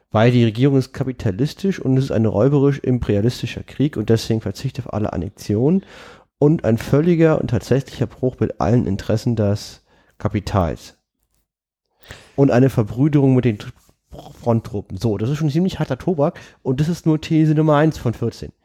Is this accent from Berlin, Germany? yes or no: yes; Berlin, Germany; als Berliner